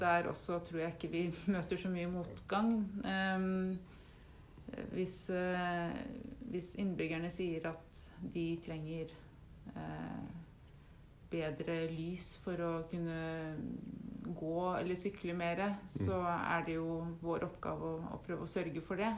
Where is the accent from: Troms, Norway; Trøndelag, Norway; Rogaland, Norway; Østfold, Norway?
Østfold, Norway; Rygge; now in Våler, Norway; Jeg bor faktisk i Våler, men jeg, ja, kommer, jeg vokste opp i Rygge